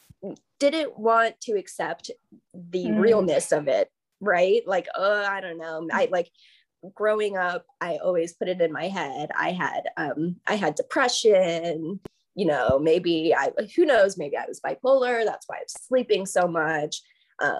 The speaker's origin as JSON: {"language": "English", "town": "Tampa", "region": "Florida", "country": "United States", "moved": "yes", "lives_now": "Savannah, United States", "said": "I'm from Florida, Tampa, Florida, originally."}